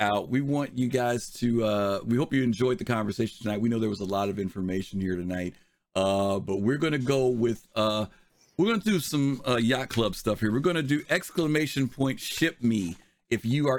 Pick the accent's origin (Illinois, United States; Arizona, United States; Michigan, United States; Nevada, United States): Illinois, United States; Chicago; I'm from Chicago